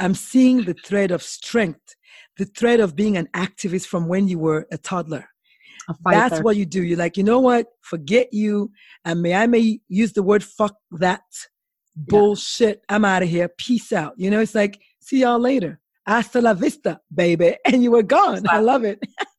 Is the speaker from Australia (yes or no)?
no; Nigeria; And as a Nigerian, as a West African, cooking is one of those things that you have to cook.